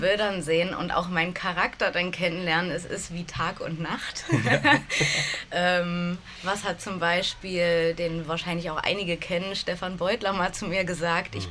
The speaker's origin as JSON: {"language": "German", "region": "Saxony-Anhalt", "country": "Germany", "tie": "born or raised there", "said": "bin in Sachsen-Anhalt aufgewachsen, in einer kleinen Stadt, die mhm. genau zwischen Halle und Magdeburg liegt"}